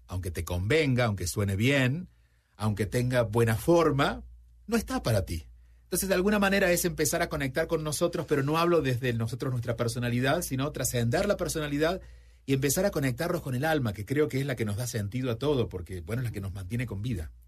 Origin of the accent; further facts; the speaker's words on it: Argentina; cuando yo tenía 5 o 6 años, yo nací en Argentina, vivía en un pueblo